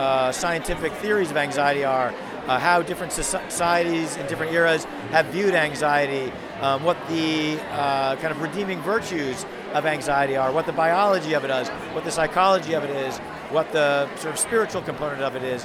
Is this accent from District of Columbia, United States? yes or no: yes; Washington, District of Columbia, United States; I'm from Washington, D.C. in the United States